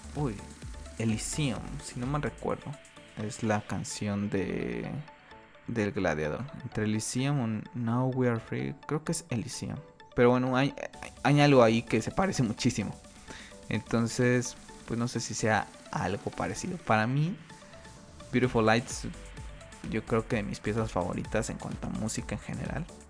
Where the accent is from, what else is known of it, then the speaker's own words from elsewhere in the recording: Mexico; aquí en mi país, en México